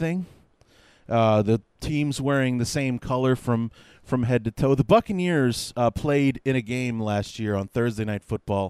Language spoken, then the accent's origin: English; Chicago, Illinois, United States; I'm from Chicago, born and raised on the North Side.